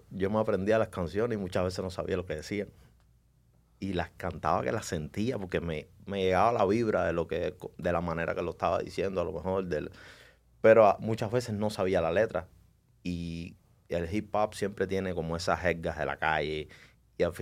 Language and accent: Spanish; Cuba; Yo soy, estoy orgulloso de donde vengo, soy orgullosamente cubano, pero desgraciadamente en Cuba, por el, por el sistema, el gobierno que está ahí desde hace 60 años, estamos atrasados en muchas cosas.